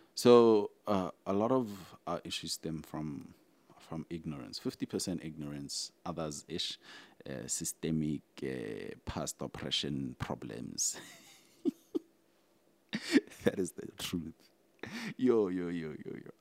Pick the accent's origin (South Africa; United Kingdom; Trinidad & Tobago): South Africa; I'm like South African